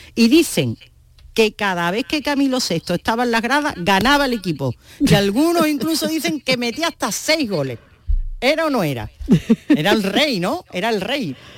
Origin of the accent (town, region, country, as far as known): Andalusia, Spain